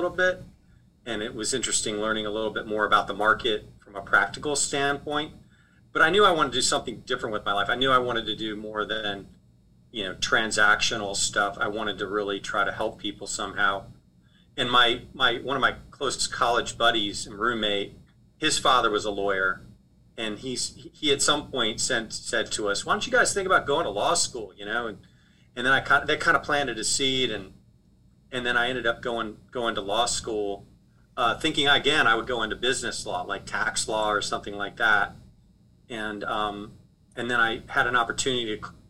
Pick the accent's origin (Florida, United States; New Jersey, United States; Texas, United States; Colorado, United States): Colorado, United States; Boulder; moved away as an adult; also born or lived in Wisconsin; now in New Orleans, United States; I grew up in Boulder, Colorado, long way from New Orleans